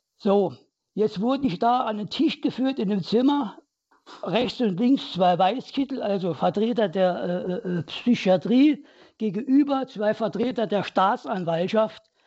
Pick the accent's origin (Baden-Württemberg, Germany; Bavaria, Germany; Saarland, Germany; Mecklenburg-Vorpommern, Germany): Saarland, Germany; ich bin im Kohlen, im Bergbaumilieu des Saarlandes aufgewachsen